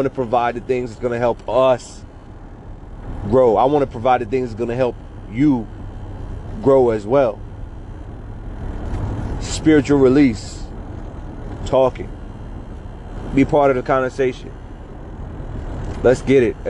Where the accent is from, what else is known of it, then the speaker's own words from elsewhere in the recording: Southwest Virginia, United States; I grew up in Southwest Virginia.